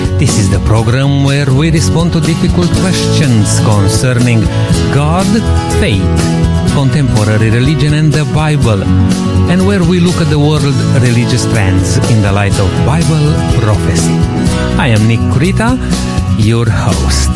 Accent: Romania; moved away; Romanians, they speak a Latin language

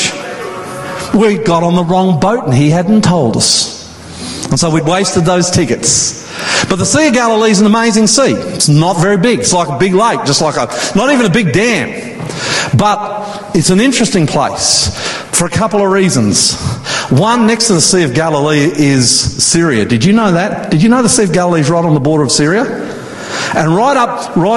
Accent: Queensland, Australia; I grew up water skiing in Queensland next to beautiful Somerset Dam.

